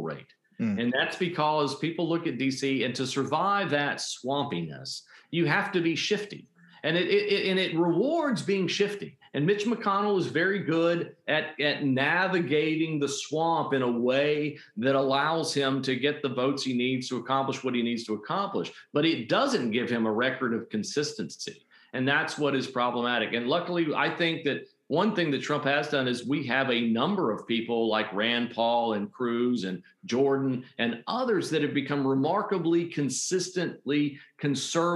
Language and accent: English; Puerto Rico; now in North Carolina, United States; I grew up in Puerto Rico